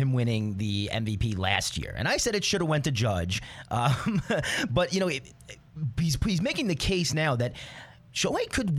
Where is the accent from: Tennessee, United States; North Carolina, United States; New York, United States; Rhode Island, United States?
New York, United States; I'm from New York